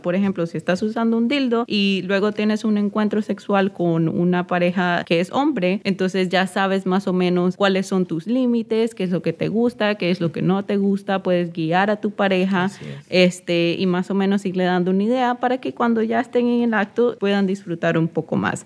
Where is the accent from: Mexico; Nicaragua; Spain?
Nicaragua; yo soy de Nicaragua